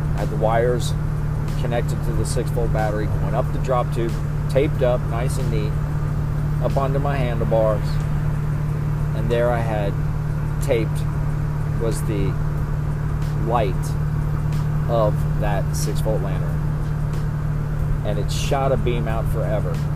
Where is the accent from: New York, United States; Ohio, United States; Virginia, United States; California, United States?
Ohio, United States; Cherry Grove; But I'm actually from 18, 20 miles east of Cincinnati. I grew up in a town called Cherry Grove.